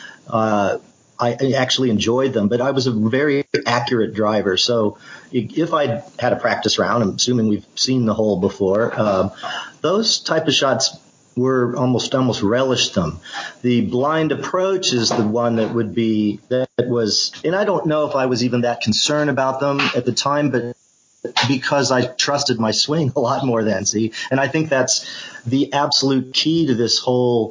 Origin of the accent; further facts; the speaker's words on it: Melbourne, Victoria, Australia; moved away; I grew up playing in Australia. You know, I was 10 years old, and that's where I got introduced to the game